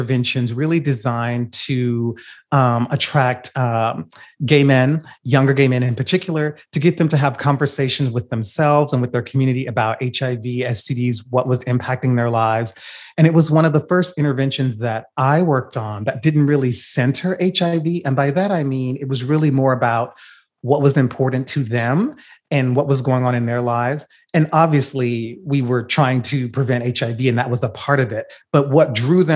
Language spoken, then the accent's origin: English; Louisiana, United States; I'm from Louisiana as well